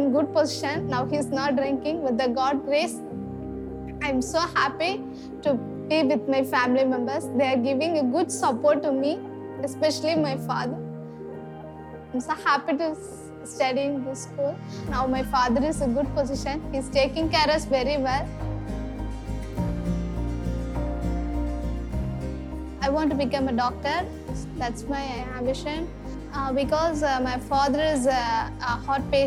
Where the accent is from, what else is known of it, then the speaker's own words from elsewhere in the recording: Vilinur, Tamil Nadu, India; I'm from Vilinur. It's far away from our school. In our villages, it's not good.